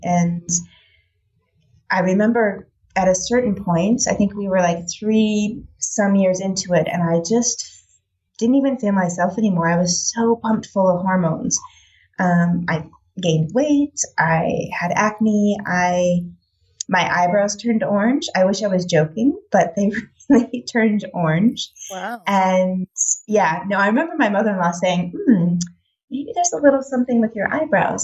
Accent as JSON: {"language": "English", "country": "United States", "tie": "born or raised there", "moved": "as an adult", "lives_now": "Netherlands", "said": "I'm American, so I grew up on the standard American diet"}